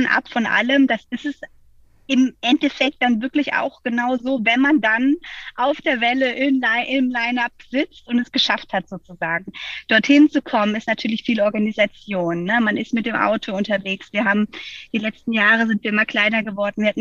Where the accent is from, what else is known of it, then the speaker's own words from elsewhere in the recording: Freiburg, Baden-Württemberg, Germany; now in Hamburg, Germany; ich komme ursprünglich aus Freiburg und ähm, ja, irgendwie hat es mich in die große Stadt gezogen.